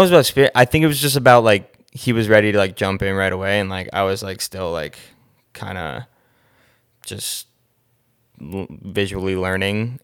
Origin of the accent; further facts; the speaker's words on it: Short Hills, New Jersey, United States; I am from New Jersey. Grew up in Short Hills, New Jersey.